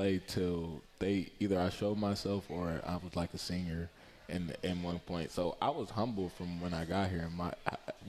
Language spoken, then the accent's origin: English; Ypsilanti, Michigan, United States; also born or lived in Belleville, Michigan; I'm from Ypsilanti, Michigan